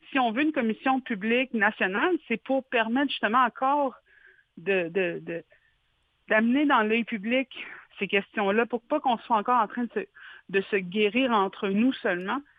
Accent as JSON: {"language": "French", "region": "Quebec", "country": "Canada", "said": "je pense que si nous, en tant que Québécois, on avait passé à travers les pensionnats"}